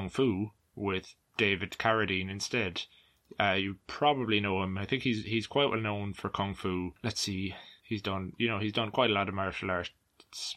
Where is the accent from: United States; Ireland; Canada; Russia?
Ireland; an Irish person